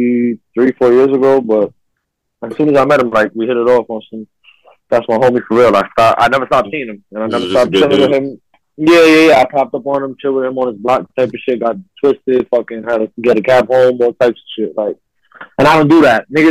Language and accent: English; New York City, New York, United States; I'm from Brooklyn